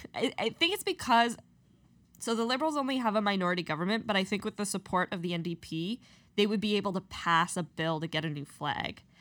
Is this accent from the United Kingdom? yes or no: no; Canada; as Canadians